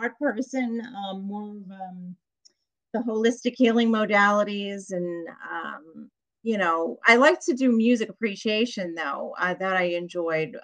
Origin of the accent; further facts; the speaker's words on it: Long Island, New York, United States; I'm from New York, Long Island